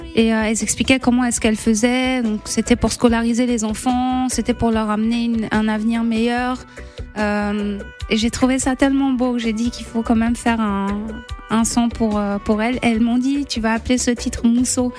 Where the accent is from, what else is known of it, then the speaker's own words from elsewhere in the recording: Côte d’Ivoire; also born or lived in Liberia / Lebanon (ancestry); on s'est réfugié en Côte d'Ivoire